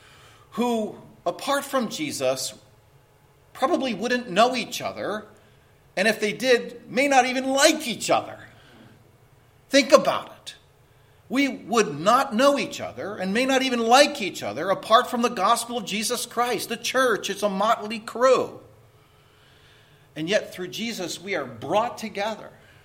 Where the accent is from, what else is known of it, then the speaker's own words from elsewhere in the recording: Philadelphia, Pennsylvania, United States; Well, I'm from Pennsylvania. I'm from around Philadelphia.